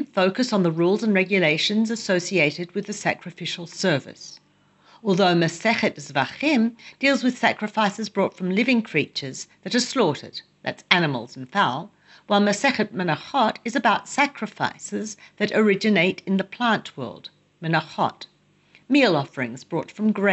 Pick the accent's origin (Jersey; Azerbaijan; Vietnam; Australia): Australia; now in Jerusalem, Israel; I grew up in Australia